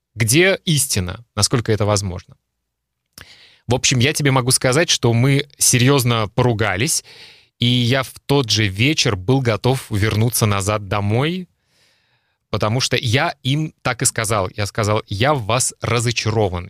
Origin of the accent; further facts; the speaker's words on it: Russia; moved away as an adult; now in Europe; я родился в России, уже много лет живу в Европе